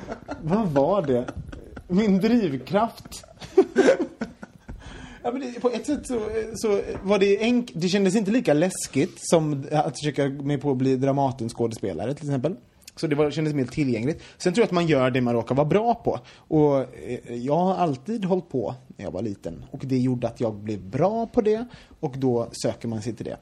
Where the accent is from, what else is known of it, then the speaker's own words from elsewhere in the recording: Gothenburg, Västra Götaland, Sweden; jag kommer från Göteborg